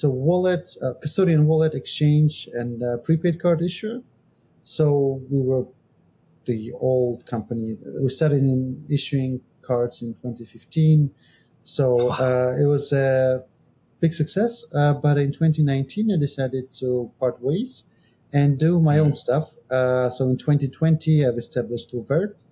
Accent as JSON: {"language": "English", "country": "Georgia", "moved": "yes", "lives_now": "Estonia", "said": "I'm from Georgia, but I live in Estonia."}